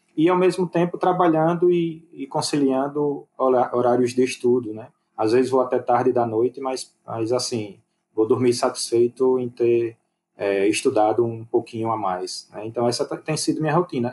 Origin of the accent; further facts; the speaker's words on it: Aracaju, Sergipe, Brazil; eu sou de Aracaju